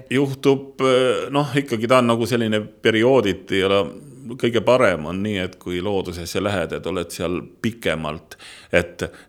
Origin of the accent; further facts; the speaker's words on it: Otepää area, Valga County, Estonia; mina olen maalaps ja ma olen siis pärit, ma võin öelda, et Otepää mailt